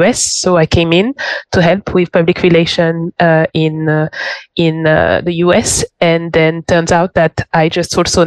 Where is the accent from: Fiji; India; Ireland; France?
France; Paris, Île-de-France; English is a second language; moved away as an adult; also born or lived in London / Barcelona; I'm French. So it all started off back home. So I grew up in Paris